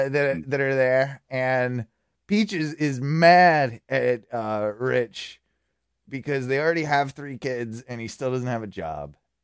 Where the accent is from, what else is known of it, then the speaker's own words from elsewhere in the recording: England, United Kingdom; No, we're English.